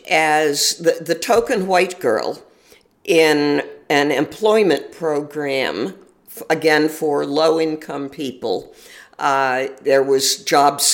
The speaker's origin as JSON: {"language": "English", "town": "Syracuse", "region": "New York", "country": "United States", "tie": "born or raised there", "also_born_or_lived": "Auburn, New York / Capital District, New York", "moved": "as an adult", "said": "I was born in Syracuse, New York, and lived there off and on through most of my childhood."}